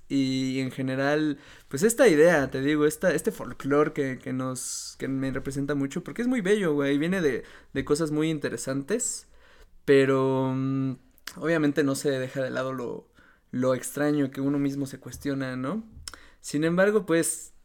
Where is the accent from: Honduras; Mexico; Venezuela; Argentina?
Mexico; así como yo, él es mexicano